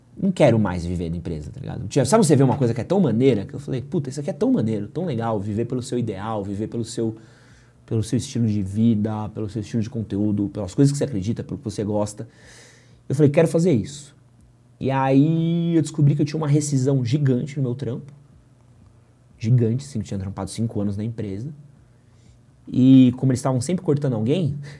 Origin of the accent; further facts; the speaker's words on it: Brazil; eu era brasileiro